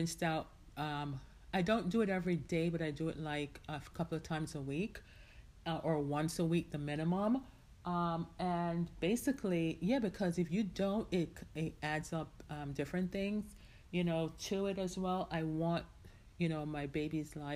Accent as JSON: {"language": "English", "country": "Jamaica", "tie": "born or raised there", "moved": "yes", "lives_now": "United States", "said": "I was born and raised in Jamaica, right? But I spent the majority of my life in the United States."}